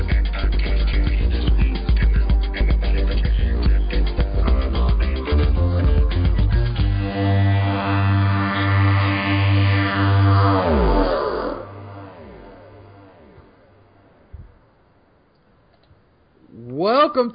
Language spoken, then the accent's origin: English; Tennessee, United States; I'm from Tennessee